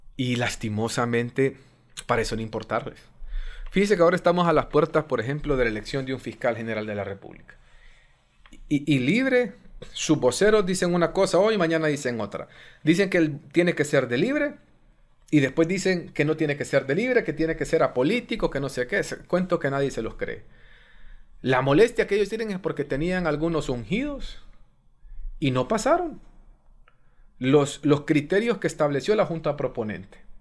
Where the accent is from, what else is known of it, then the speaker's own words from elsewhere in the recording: Honduras; los hondureños somos enemigos